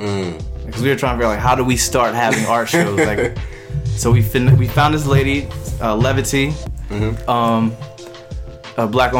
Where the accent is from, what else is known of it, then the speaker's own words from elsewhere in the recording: Wilmington, Delaware, United States; I'm from Wilmington, Delaware.